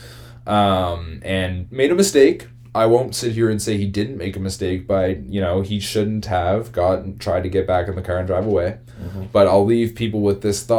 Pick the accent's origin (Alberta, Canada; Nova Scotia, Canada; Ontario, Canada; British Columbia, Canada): Nova Scotia, Canada; Halifax; We're both oddly from Halifax, Nova Scotia